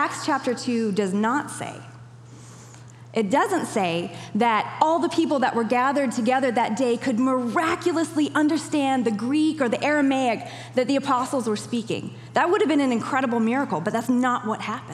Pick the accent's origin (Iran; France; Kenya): Kenya; moved away; I even remember growing up in Kenya